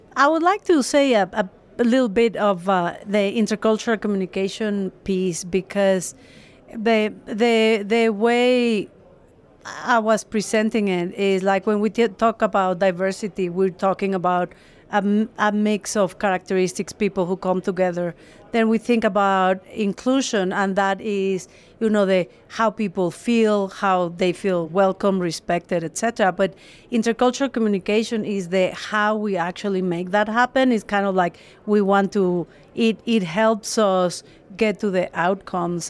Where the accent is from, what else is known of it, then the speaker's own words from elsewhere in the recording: Mexico; I'm actually from Mexico